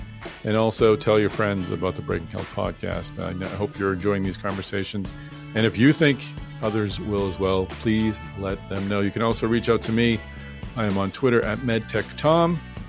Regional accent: Boston, Massachusetts, United States; Boston, my hometown.

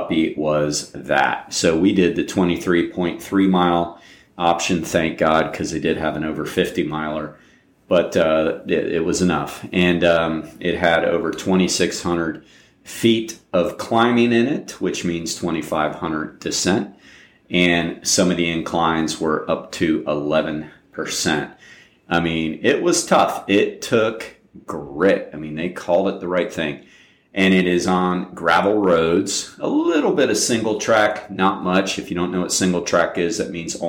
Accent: Volusia County, Florida, United States; also born or lived in upstate New York; I actually grew up down here. I grew up in Volusia County, but I was born up there and moved here when I was 10

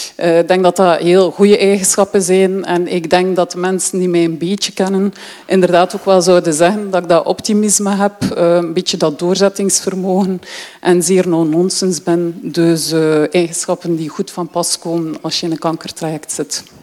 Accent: Deinze, Flanders, Belgium; moved away as an adult; now in Ghent, Belgium; Ik ben opgegroeid in Deense

